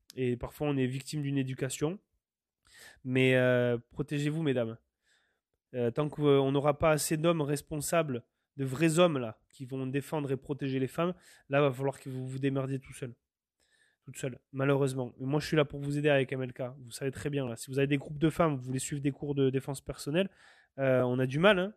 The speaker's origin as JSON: {"language": "French", "country": "France", "moved": "yes", "lives_now": "Canada", "said": "je suis français, mais je me sens canadien quelque part"}